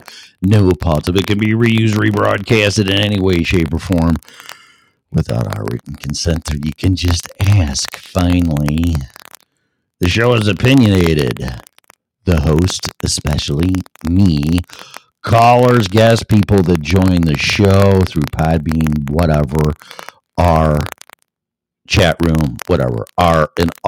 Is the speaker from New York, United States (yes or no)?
no; Illinois, United States; moved away as an adult; now in Colorado, United States; my home state of Illinois